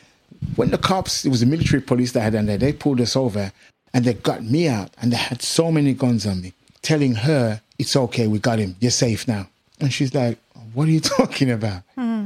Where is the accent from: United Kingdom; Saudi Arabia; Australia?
United Kingdom; England; You see, when I grew up being in England mostly, I could say, well, the racism, the prejudice and stuff here.